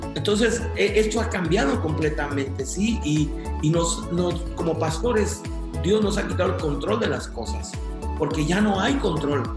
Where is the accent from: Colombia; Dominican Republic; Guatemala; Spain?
Guatemala; moved away; also born or lived in United States; yo nací en Guatemala, Centroamérica, este, viví eh, algunos años allá, después este, viajé a Estados Unidos